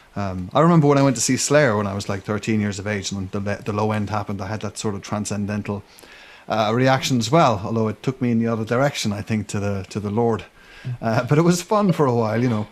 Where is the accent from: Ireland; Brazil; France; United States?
Ireland; growing up in Ireland